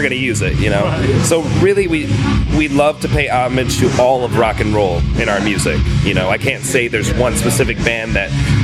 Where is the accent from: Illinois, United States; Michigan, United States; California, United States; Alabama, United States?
Michigan, United States; Southfield; also born or lived in Detroit, Michigan; the neighborhood I grew up in, which was Southfield and Beverly Hills, is a good 10-minute drive from the actual city limit of Detroit.